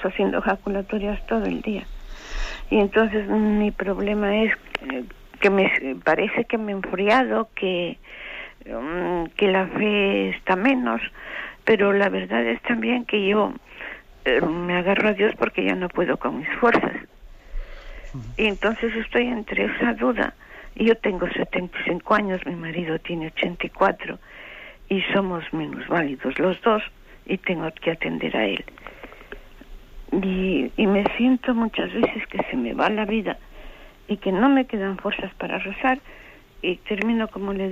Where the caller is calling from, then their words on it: Madrid, Community of Madrid, Spain; Buenos días … de Madrid.